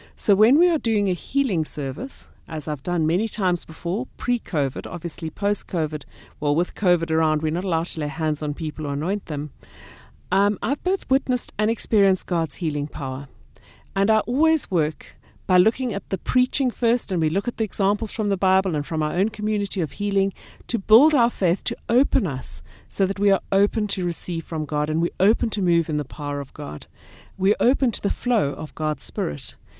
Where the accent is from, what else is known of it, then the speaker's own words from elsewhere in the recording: Port Elizabeth, Eastern Cape, South Africa; now in North Riding, South Africa; I come from Port Elizabeth